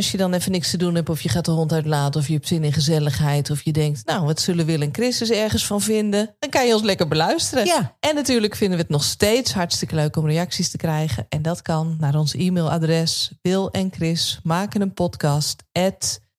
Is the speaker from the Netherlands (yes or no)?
yes; Nijkerk, Gelderland, Netherlands; now in Friesland, Netherlands; als ik hier in Friesland vertel dat ik uit Nijkerk kom, dan zeggen ze, oh, Bijbelbelt